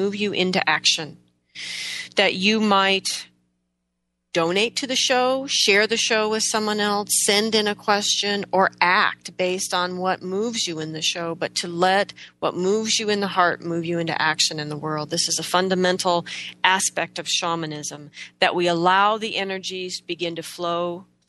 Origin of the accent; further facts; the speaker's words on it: United States; we're so American